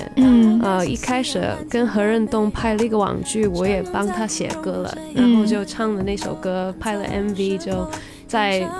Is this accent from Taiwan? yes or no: no; Hong Kong; 在香港，